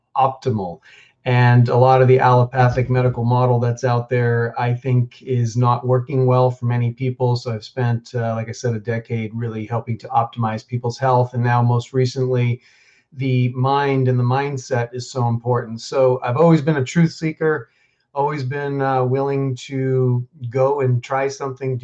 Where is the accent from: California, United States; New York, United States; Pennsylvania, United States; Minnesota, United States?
New York, United States; New York City; moved away as an adult; also born or lived in Boulder, Colorado; I grew up pretty middle class in New York City. I grew up in Queens